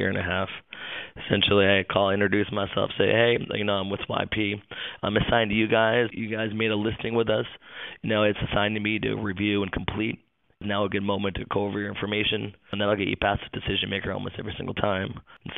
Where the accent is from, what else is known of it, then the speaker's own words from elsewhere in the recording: Seattle, Washington, United States; moved away as an adult; now in Maitland, United States; I'm originally actually from the Seattle, Washington area, went to school up there, and then moved down here after college